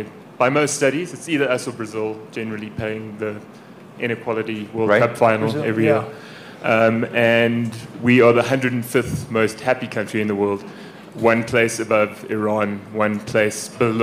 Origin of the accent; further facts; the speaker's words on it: South Africa; moved away; I work for a program of the Aspen Institute called AMP Health. I'm originally from South Africa.